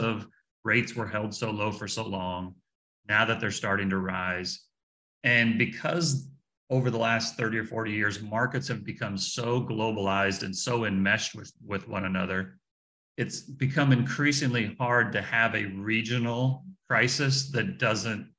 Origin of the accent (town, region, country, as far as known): United States